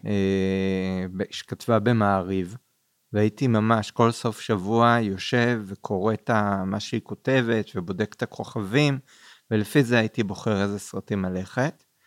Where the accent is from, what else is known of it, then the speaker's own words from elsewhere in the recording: Kfar Saba, Central District, Israel; גדלתי גם ליד בית קולנוע, קולנוע עמל בכפר סבא